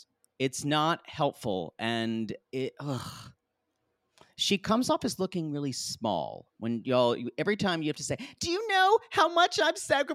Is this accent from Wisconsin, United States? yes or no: no; New York, United States; I'm a New Yorker, too, and I'm not used to cows.